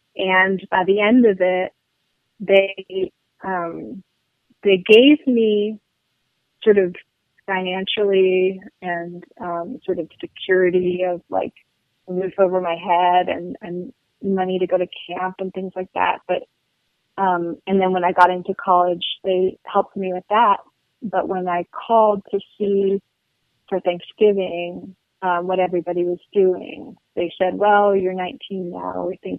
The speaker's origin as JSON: {"language": "English", "town": "Paris", "region": "Île-de-France", "country": "France", "tie": "born or raised there", "also_born_or_lived": "Luxembourg", "said": "I grew up in Paris and Luxembourg"}